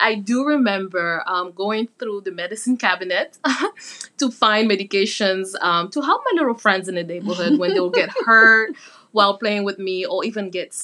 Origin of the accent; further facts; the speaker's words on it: Cameroon; moved away; also born or lived in Pittsburgh, United States; Cameroon, my home country